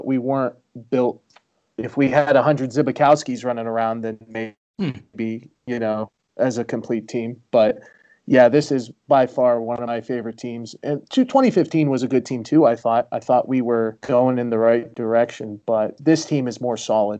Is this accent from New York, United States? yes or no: no; Ohio, United States; I'm from Ohio